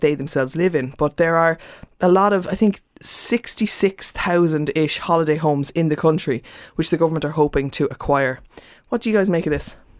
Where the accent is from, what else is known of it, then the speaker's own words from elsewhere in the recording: Cork, Munster, Ireland; moved away; I was in Cork and I'm from Cork